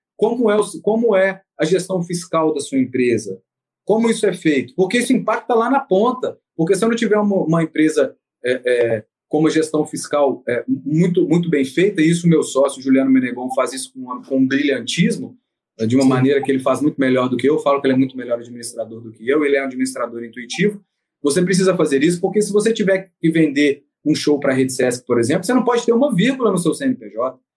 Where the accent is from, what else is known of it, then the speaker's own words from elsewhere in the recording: Belo Horizonte, Minas Gerais, Brazil; now in Rio de Janeiro, Brazil; numa cidade que não é a minha, porque eu sou de Belo Horizonte